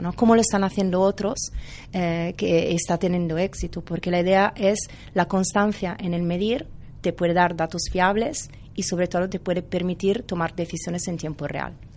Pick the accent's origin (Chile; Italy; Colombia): Italy; Spanish is a second language; moved away as an adult; now in Barcelona, Spain; tenía trabajo en Italia